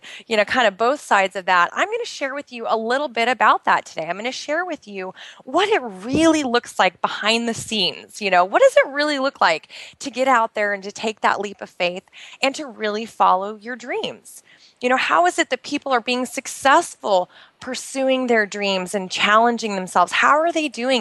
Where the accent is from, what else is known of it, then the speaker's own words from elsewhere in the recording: outside of Portland, Oregon, United States; moved away as an adult; now in Bahrain; I'm originally from the United States. I actually grew up outside of Portland, Oregon